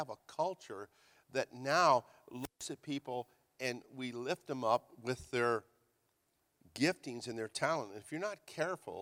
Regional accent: Hayward, California, United States; also born or lived in Virginia; We moved from Virginia to California, and we lived in Hayward

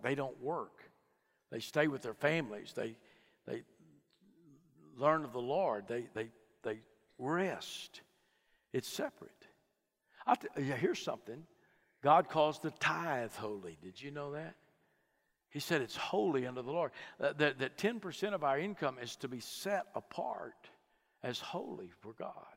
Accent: Fort Worth, Texas, United States; I was born in Fort Worth, Texas, grew up in a home uh, with good moral folks.

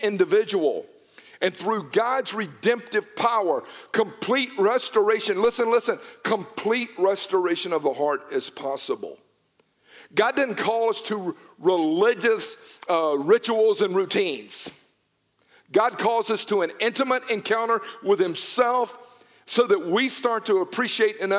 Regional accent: Newnan, Georgia, United States; I grew up in Noonan

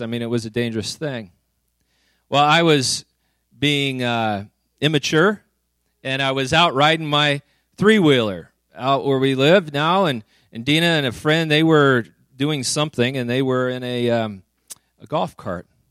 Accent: Woodland, California, United States; moved away; also born or lived in Redding; I grew up in Woodland, so I was a flatlander

